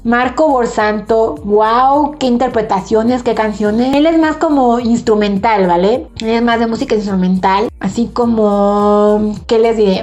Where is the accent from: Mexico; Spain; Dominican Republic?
Mexico; soy mexicana